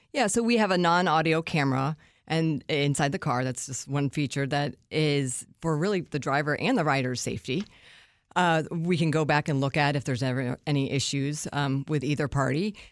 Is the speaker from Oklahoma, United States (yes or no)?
no; Washington, District of Columbia, United States; being on, on a morning show in my hometown